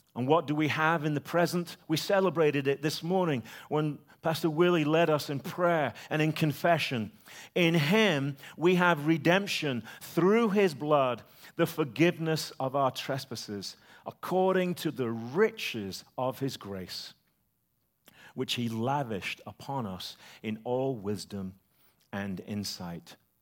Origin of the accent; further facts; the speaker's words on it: United Kingdom; The British Empire, my country, gone